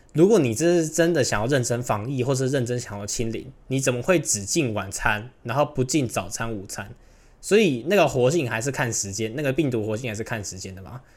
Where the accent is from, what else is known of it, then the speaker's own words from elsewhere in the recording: Taiwan; 我们台湾人